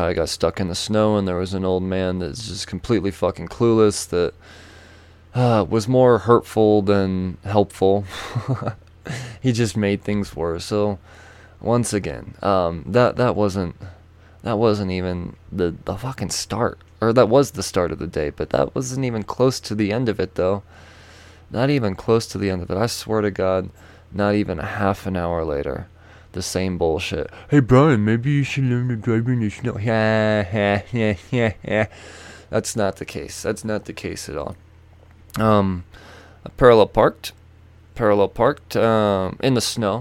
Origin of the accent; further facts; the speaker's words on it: United States; as an American from a distance